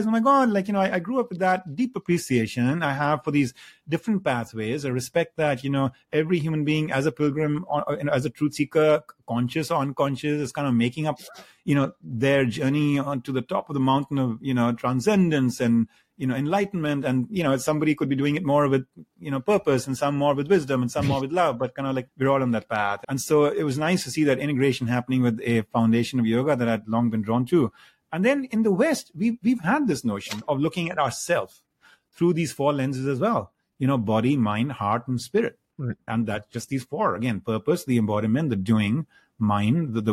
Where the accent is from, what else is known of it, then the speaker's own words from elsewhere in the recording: India; moved away as an adult; now in United States; I grew up in India and then I moved to the United States to go to, you know, graduate school and have stayed here over the last 3 odd decades